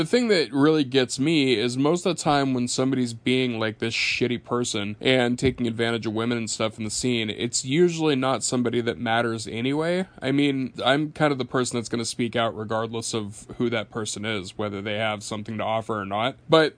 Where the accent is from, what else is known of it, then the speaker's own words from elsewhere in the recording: Portland, Oregon, United States; born there; Funny story to that. I was born homeless in Portland, Oregon. And I was homeless for a little while with my mom.